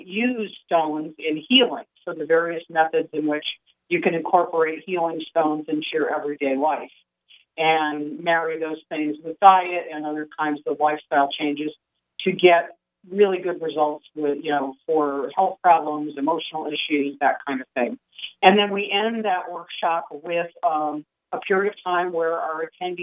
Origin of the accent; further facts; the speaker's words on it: Michigan, United States; moved away as an adult; also born or lived in New York State; now in Sedona, United States; I was born and raised in Michigan.